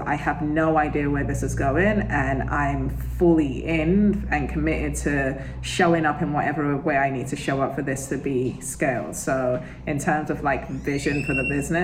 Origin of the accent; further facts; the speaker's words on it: United Kingdom; I'm British